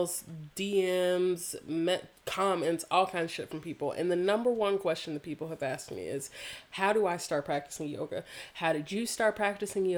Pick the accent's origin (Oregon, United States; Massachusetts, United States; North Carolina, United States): North Carolina, United States; growing up in North Carolina, like one of the hearts of the Confederacy